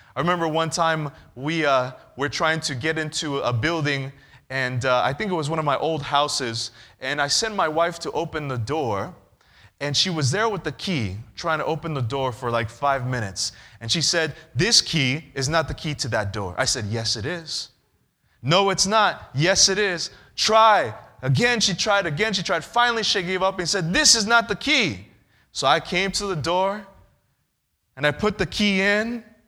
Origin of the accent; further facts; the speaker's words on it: California, United States; I'm from California